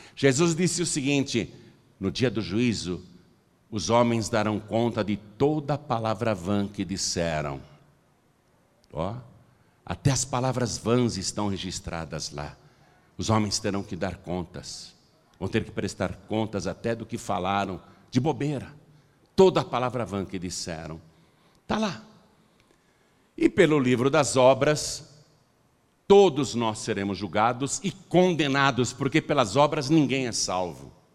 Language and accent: Portuguese; Piracicaba, São Paulo, Brazil; Eu nasci em casa, lá em Piracicaba.